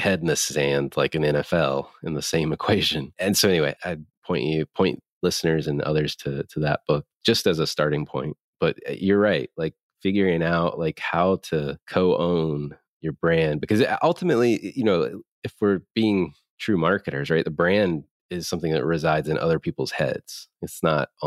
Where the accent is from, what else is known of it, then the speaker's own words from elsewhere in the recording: North Carolina, United States; I grew up in North Carolina